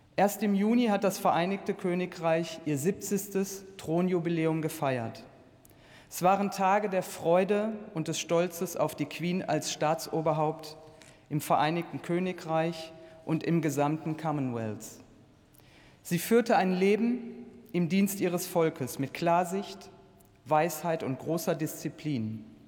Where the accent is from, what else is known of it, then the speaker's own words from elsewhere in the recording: Duisburg, North Rhine-Westphalia, Germany; meine Heimatstadt Duisburg